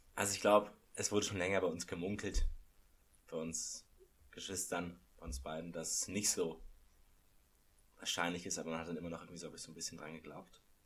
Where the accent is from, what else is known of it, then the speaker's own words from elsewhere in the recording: Munich, Bavaria, Germany; als ich aufgewachsen bin in München